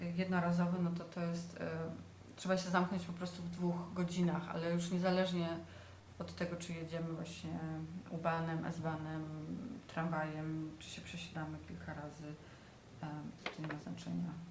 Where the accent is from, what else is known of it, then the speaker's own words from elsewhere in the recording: southern Poland, Poland; now in Berlin, Germany; Jestem z południa Polski